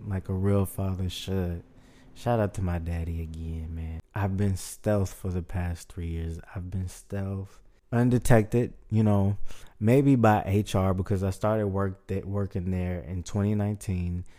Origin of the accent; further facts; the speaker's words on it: Houston, Texas, United States; born and raised. I was born in Memorial City Hospital.